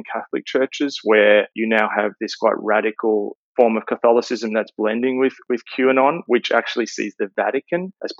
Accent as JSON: {"language": "English", "country": "Australia", "said": "As an Australian"}